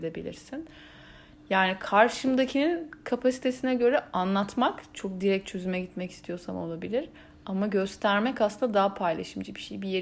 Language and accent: Turkish; Istanbul, Turkey; İstanbul İstanbul'dayız ya biz. Evet. Ee, İstanbulluyuz